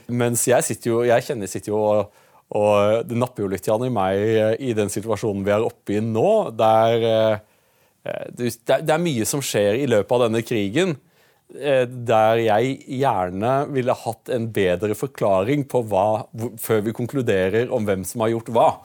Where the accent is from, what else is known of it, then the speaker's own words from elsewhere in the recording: Utsira, Rogaland, Norway; Jeg kommer jo fra Utsira